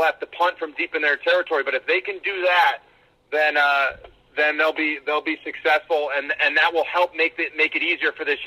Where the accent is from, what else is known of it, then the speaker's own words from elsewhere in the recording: Cleveland, Ohio, United States; my hometown